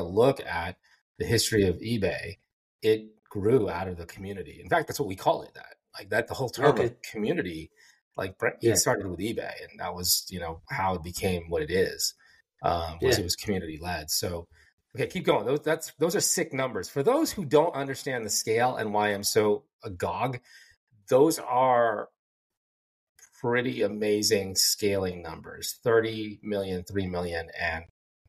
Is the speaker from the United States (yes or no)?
no; Philippines; Then when I'm in South India or in the West, people absolutely know I'm Filipino.